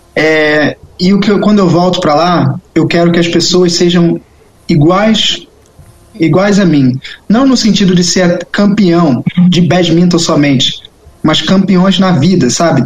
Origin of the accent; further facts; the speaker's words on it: Rio de Janeiro, Brazil; moved away; also born or lived in Europe; porque é a minha casa, é onde eu conheço, cresci lá